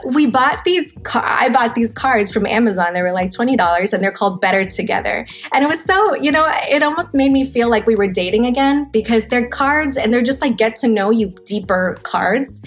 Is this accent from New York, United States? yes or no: no; Los Angeles, California, United States; I'm born and raised in Los Angeles.